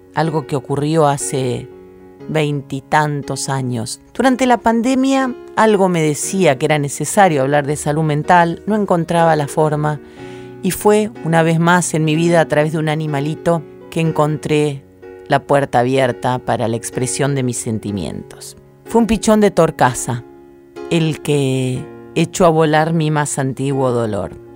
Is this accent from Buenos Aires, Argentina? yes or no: no; Rosario, Santa Fe, Argentina; moved away; cuando regreso a Rosario, mi ciudad natal